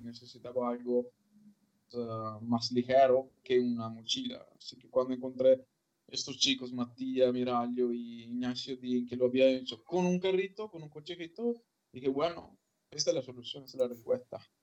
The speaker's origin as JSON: {"language": "Spanish", "town": "Malo", "region": "Veneto", "country": "Italy", "tie": "born or raised there", "also_born_or_lived": "León", "second_language": "Spanish", "moved": "as an adult", "said": "mi pueblo que se llama Malo, en Vicenza, que es a una hora de coche de, de, Venecia."}